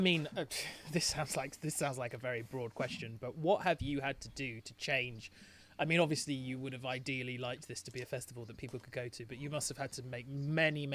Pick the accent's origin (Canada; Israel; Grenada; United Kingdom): United Kingdom; England; I only speak one language because I'm English